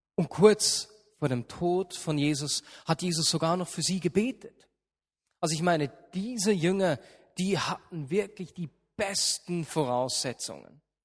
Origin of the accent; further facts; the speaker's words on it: Switzerland; bei uns in der Schweiz